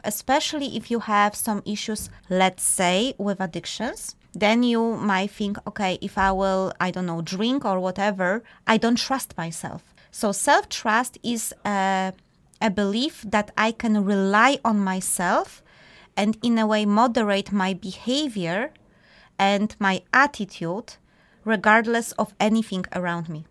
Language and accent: English; Poland; moved away; we are both from Poland originally